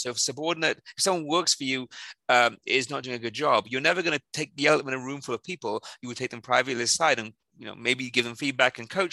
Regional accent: South Wales, United Kingdom; moved away; I'm originally from South Wales, in the where Tom Jones and Catherine Zeta-Jones came from

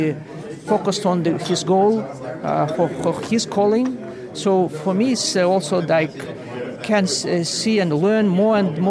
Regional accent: Almaty, Kazakhstan; I came from Kazakhstan. My Kazakhstan is a very big country

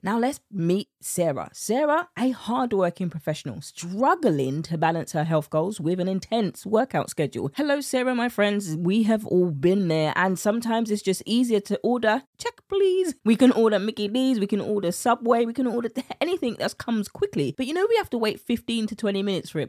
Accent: United Kingdom; accent: British; my British accent

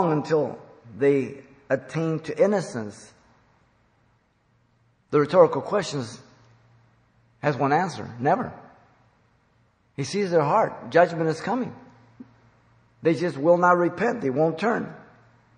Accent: Mexico City, Mexico; moved away; I was born in Mexico City

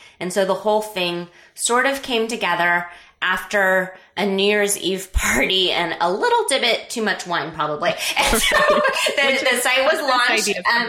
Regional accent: Scotland, United Kingdom; because I'm Scottish and I don't want to pay for hosting.

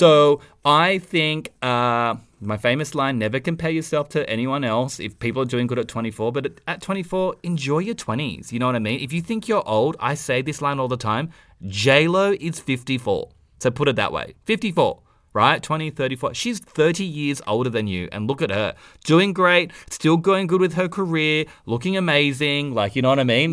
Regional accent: Australia; accent: Aussie; our accents 'cause we're Aussie

